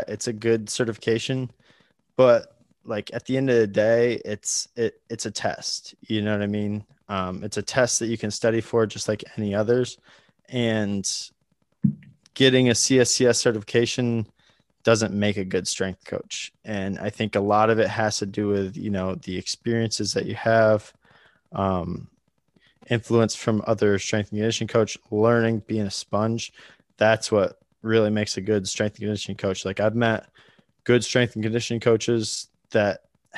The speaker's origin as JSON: {"language": "English", "town": "Troy", "region": "Pennsylvania", "country": "United States", "tie": "born or raised there", "also_born_or_lived": "Binghamton, New York", "moved": "as an adult", "said": "I grew up in Troy, PA, northeastern Pennsylvania"}